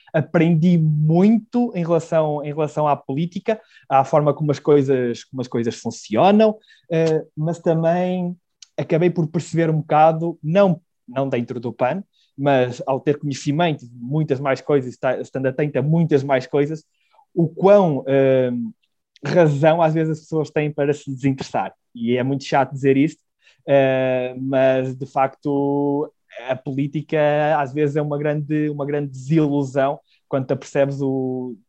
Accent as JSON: {"language": "Portuguese", "town": "Celorico de Basto", "region": "Norte", "country": "Portugal", "tie": "born or raised there", "also_born_or_lived": "Porto / Braga", "moved": "as an adult", "said": "eu sou natural de Celurico de Basto"}